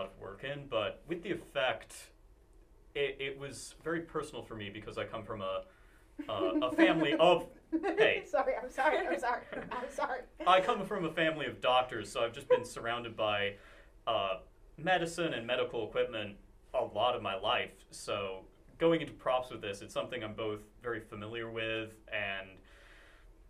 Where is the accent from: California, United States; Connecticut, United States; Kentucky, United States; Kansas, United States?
Kansas, United States; hailing from the great state of Kansas